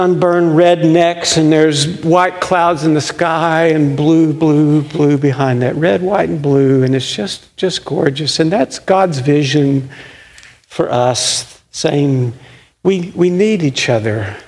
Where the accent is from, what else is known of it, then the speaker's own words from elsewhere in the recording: United States; as Americans, and sometimes especially as American Christians